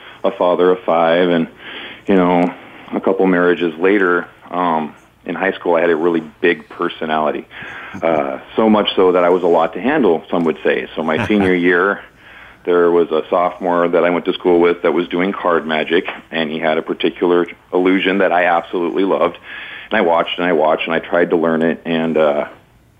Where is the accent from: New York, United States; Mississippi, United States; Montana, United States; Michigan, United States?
Montana, United States; Missoula; moved away as an adult; now in Riverside, United States; being born and raised in Missoula, Montana